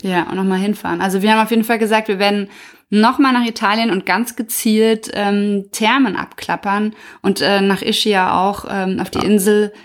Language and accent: German; Germany; wir als Deutsche